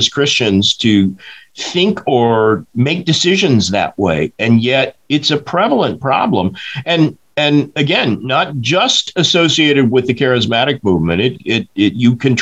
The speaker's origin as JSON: {"language": "English", "town": "Tulsa", "region": "Oklahoma", "country": "United States", "tie": "born or raised there", "said": "I grew up in Tulsa, Oklahoma"}